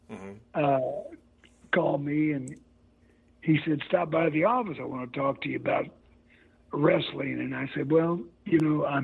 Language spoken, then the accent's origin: English; St. Joseph, Missouri, United States; born and raised in St.